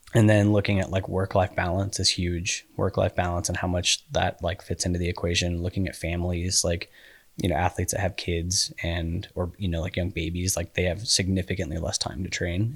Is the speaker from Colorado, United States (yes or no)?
yes; Colorado Springs, Colorado, United States; now in Utah, United States; I grew up in Colorado Springs